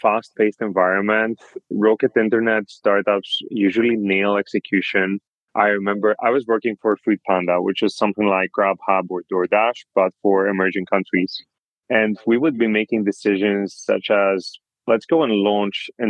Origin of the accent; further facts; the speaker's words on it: Greece; moved away as an adult; also born or lived in Europe / United States; I was born and raised in Greece